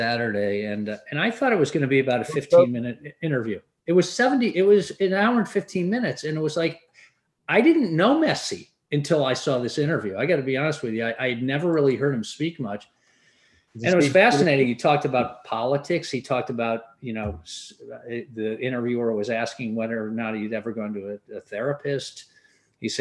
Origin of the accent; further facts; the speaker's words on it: England, United Kingdom; now in United States; I grew up in England in the 70s.